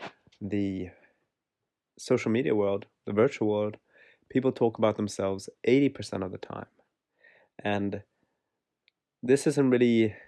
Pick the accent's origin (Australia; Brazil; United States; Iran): Australia; Werribee, Victoria; I'm from Werribee.